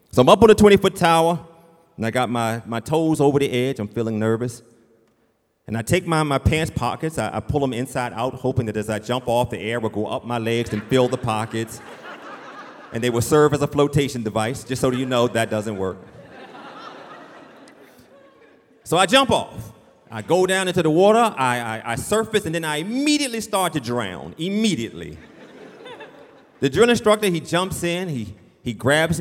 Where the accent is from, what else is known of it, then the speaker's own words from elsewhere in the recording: Richmond, Virginia, United States; I grew up in Richmond, Virginia, in the city